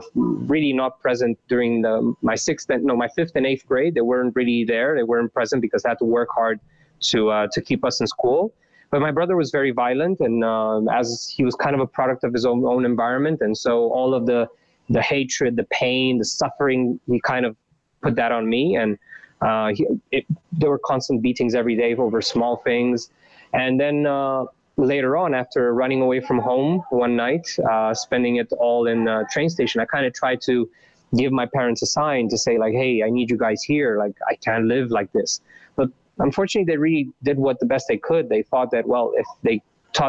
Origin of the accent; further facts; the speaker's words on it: Bârlad, Vaslui County, Romania; moved away; also born or lived in Bucharest; I was born in 88 in Romania, and in a small town called Bârlad, which is in the east, part